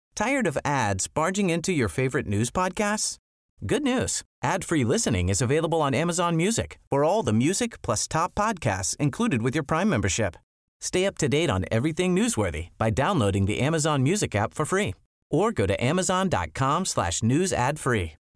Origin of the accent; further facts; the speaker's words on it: Belgium; moved away as an adult; also born or lived in Paris, France; now in United Kingdom; I was born and raised in Belgium